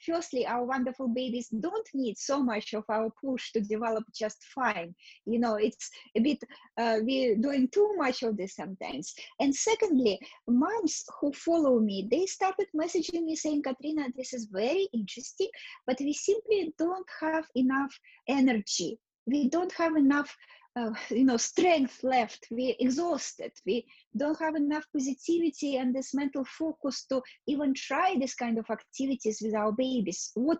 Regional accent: Russia; born there; moved away; also born or lived in Canada / New York City, United States; yes, I was born in Russia, but I left Russia many years ago. I went to Canada. I completed my education in Canada. I did some work in Canada, moved to America, and actually spent most of my life in New York City.

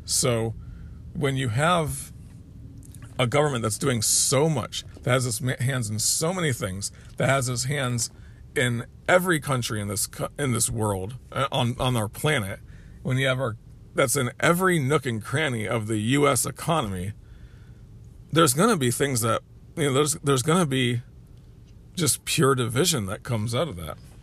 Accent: United States; We're the American people

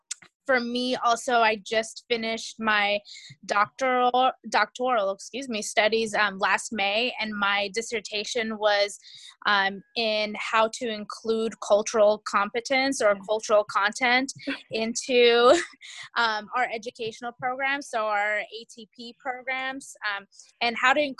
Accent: California, United States; I'm also from California. … I currently have a couple of settings.

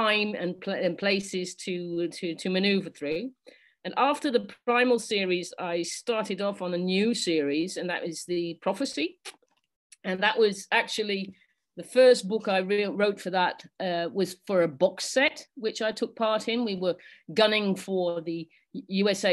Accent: England, United Kingdom; now in Netherlands; I'm English, and because I live in Holland, I can't vote in England

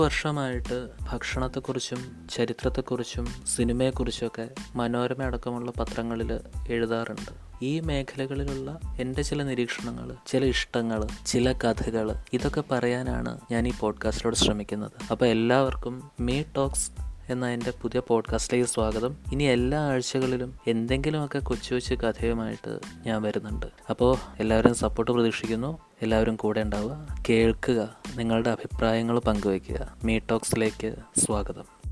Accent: Kozhikode, Kerala, India

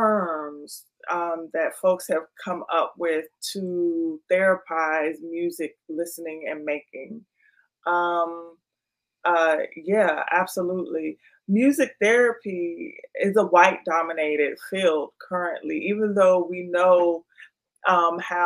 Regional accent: Washington, District of Columbia, United States; my hometown of DC

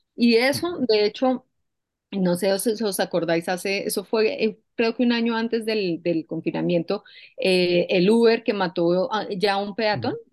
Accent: Colombia; moved away; yo soy colombiana y yo vengo, yo vengo de un país donde yo he vivido la violencia

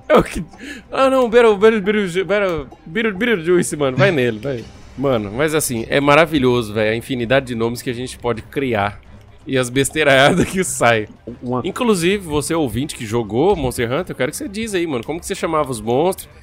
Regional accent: Brazil; nós somos brasileiros

